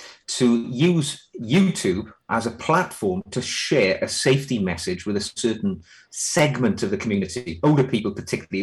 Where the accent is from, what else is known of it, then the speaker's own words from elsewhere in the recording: Wales, United Kingdom; now in England, United Kingdom; I'm actually from Wales, which Welsh people don't like being called English, but close enough. I'm living in England now.